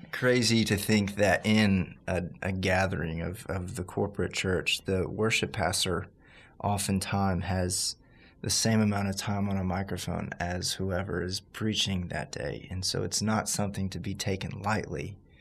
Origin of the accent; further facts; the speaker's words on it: Baton Rouge, Louisiana, United States; moved away; I'm from Baton Rouge, Louisiana, originally